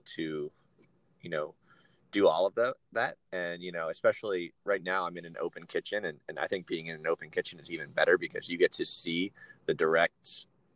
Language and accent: English; Reading, Pennsylvania, United States; now in Pittsburgh, United States; I'm originally from Pennsylvania, but I'm from the other side of the state. I'm from Reading, Pennsylvania